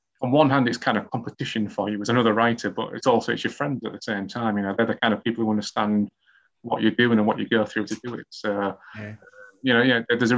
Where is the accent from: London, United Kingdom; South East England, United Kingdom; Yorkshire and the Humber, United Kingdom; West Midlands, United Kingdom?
Yorkshire and the Humber, United Kingdom; Hull; writing mysteries and murder mysteries in my hometown of Hull